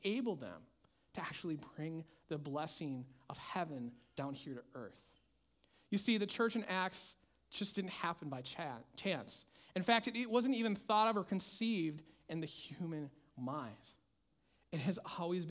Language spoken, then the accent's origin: English; Minnesota, United States; my home state of Minnesota